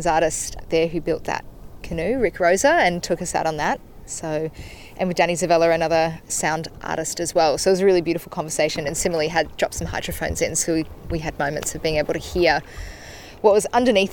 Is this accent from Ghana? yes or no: no; Gold Coast, Queensland, Australia; moved away; as somebody who grew up on the Gold Coast